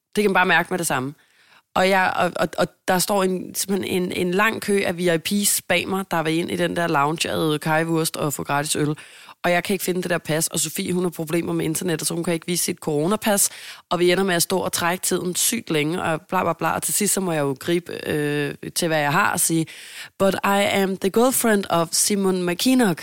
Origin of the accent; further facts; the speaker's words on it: Denmark; Jeg er jo dansker